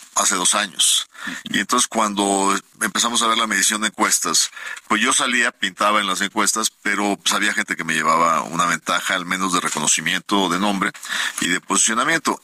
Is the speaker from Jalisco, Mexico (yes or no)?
no; Monterrey, Nuevo León, Mexico; mi tierra, en Monterrey